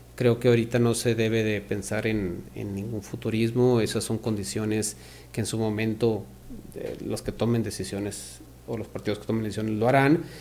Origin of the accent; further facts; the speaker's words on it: Ciudad Victoria, Tamaulipas, Mexico; Somos de, toda la vida de Victoria